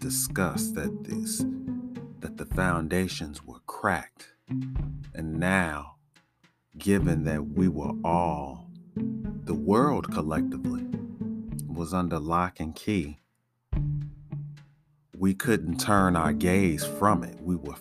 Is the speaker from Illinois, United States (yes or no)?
yes; Chicago, Illinois, United States; growing up in Chicago